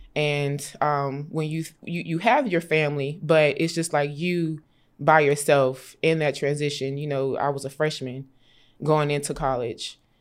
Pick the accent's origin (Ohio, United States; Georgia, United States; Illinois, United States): Georgia, United States; Augusta; I grew up in Augusta, Georgia